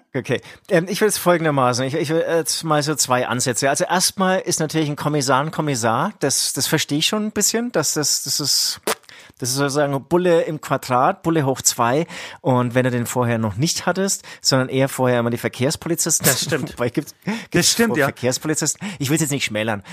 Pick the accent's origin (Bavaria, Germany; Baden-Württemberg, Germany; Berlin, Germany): Bavaria, Germany; Franconia; Wir kommen aus Franken